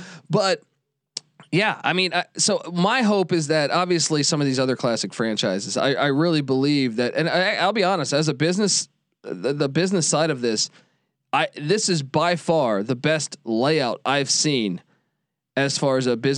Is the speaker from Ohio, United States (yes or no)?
no; Washington, District of Columbia, United States; I grew up in the Washington DC area.